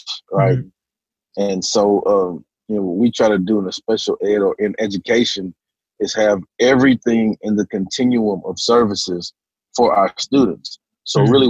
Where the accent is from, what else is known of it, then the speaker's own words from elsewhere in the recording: Hearne, Texas, United States; also born or lived in Dallas, Texas / Canyon, Texas; now in Conroe, United States; I was born in Dallas. Parents separated when I was four. Mm. When they split, we moved to my mother's, my sister, myself and my little sister, my mom. We moved to my mother's hometown of Hearne, Texas